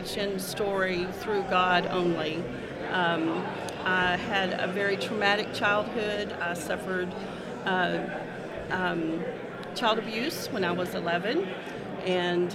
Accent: North Little Rock, Arkansas, United States; moved away as an adult; I was born and raised in North Little Rock

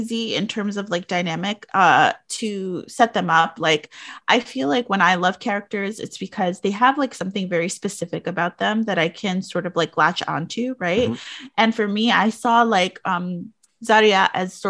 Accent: New York City, New York, United States; as someone who grew up in like New York City, which I had my own set of like wild circumstances growing up in the Bronx, in the South Bronx in the 80s and 90s

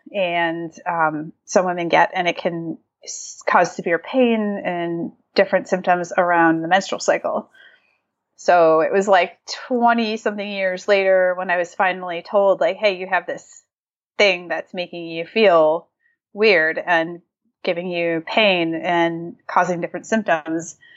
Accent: Massachusetts, United States; moved away as an adult; now in San Diego, United States; I grew up in Massachusetts

